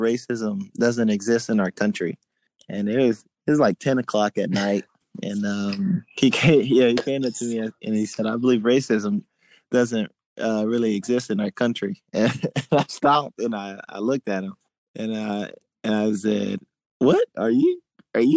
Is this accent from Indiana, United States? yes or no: no; Miamisburg, Ohio, United States; now in Columbus, United States; from Miamisburg